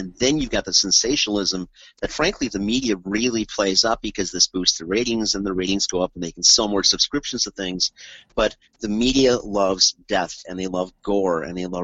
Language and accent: English; Milwaukee, Wisconsin, United States; We're from Milwaukee